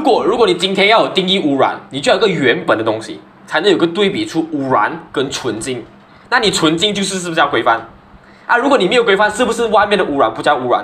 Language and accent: Chinese; Malaysia; 我们马来西亚人